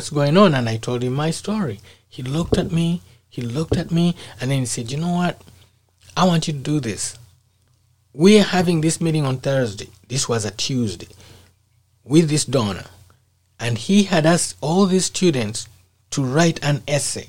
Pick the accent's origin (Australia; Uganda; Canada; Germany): Uganda; moved away as an adult; my home country, Uganda